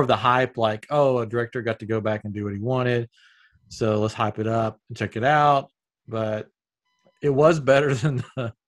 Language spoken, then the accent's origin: English; Upper East Tennessee, United States; accent: Southern; now in Houston, United States; I'm originally from Tennessee, but I'm in Texas now